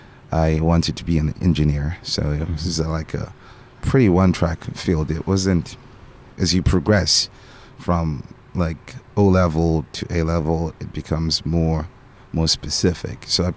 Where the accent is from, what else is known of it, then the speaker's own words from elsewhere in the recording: Harare, Zimbabwe; born there; I was born in Zimbabwe. In Harare, the capital city.